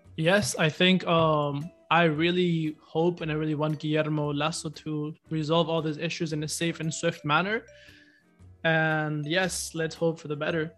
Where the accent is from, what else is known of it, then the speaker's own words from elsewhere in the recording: Ecuador; we're both from Ecuador